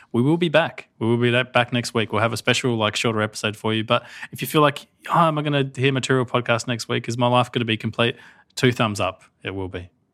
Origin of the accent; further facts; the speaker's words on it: Australia; I'm Australian